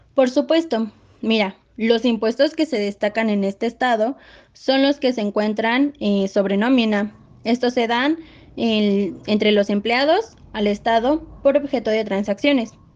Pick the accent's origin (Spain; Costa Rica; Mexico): Mexico; es nuestra obligación como mexicanos